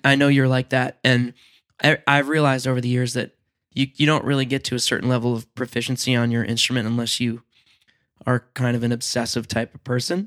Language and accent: English; Long Island, New York, United States; I grew up on Long Island